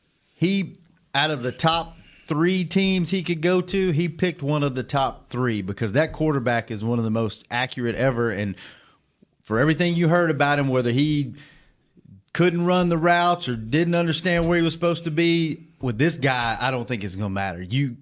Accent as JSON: {"language": "English", "region": "Louisiana", "country": "United States", "said": "not only because I'm from Louisiana, but I'd like to see Dez win a championship."}